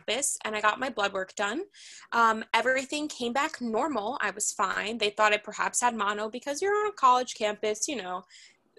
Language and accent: English; New York City, New York, United States; I grew up in Manhattan